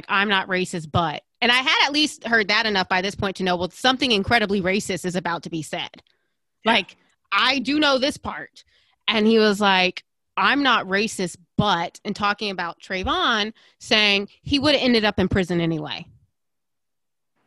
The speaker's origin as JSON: {"language": "English", "town": "Aiken", "region": "South Carolina", "country": "United States", "tie": "born or raised there", "said": "I definitely grew up in a bubble in Aiken"}